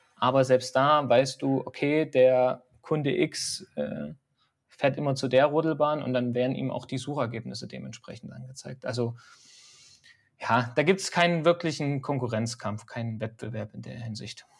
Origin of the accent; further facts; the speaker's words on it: Dresden, Saxony, Germany; also born or lived in Nuremberg / Altenberg; now in Hesse, Germany; ich komme eigentlich aus Dresden und bin auch über Altenberg nach, äh, nach Hessen gekommen